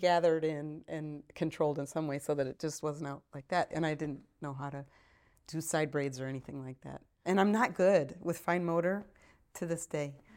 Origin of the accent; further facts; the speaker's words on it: Joliet, Illinois, United States; moved away; I was born and raised in Joliet, Illinois, which is about fifty miles outside of Chicago